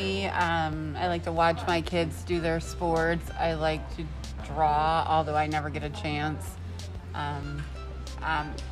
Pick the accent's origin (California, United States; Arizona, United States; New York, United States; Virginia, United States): New York, United States; about 30 miles east of Rochester, upstate; moved away; I grew up in upstate New York